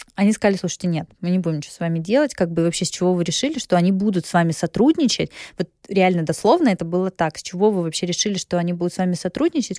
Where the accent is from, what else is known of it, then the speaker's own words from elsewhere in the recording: a small town near Krasnodar, Krasnodar Krai, Russia; moved away as an adult; also born or lived in Gelendzhik / Sochi; now in Moscow, Russia; Я родилась в Геленджике. Э, до 16 лет я жила в Усламинске. Это небольшой город под Краснодаром